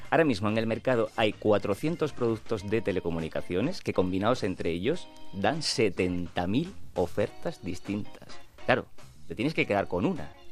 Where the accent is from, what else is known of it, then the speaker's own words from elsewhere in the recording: Huelva, Andalusia, Spain; soy de Huelva de la costa